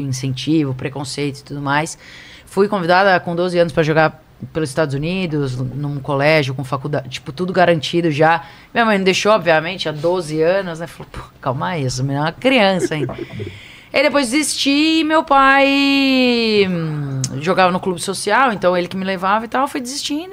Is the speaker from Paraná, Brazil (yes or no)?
no; Piracicaba, São Paulo, Brazil; accent: Piracicaba (slight); Sou de Piracicaba, né? Do interior aqui de São Paulo